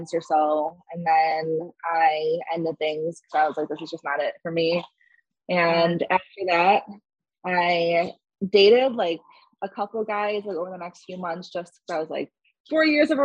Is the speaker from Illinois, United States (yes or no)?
yes; Northwest suburbs of Chicago, Illinois, United States; I was born and raised in Illinois in one of the Northwest suburbs of Chicago.